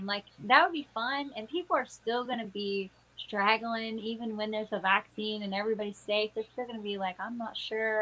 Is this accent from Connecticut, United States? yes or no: no; Texas, United States; now in Pittsburgh, United States; that's my hometown, you know, my home state